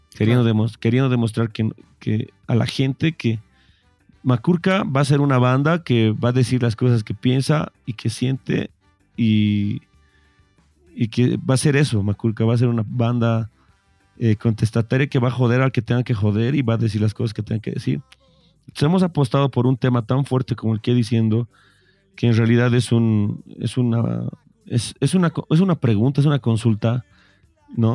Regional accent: Bolivia; somos bolivianos

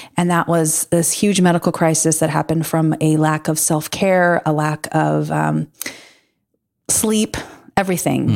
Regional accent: Pacific coast, United States; moved away as an adult; also born or lived in Midwest; growing up on the Pacific, you know, the Pacific coast

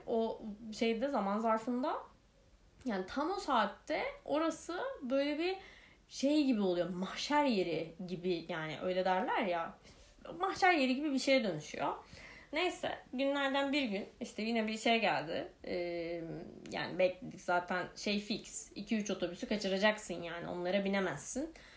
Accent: Ankara, Turkey; also born or lived in Kırıkkale; Ankara'ya e, taşındık ve Ankara'da da işte PTT lojmanları diye bir şeyde oturuyoruz

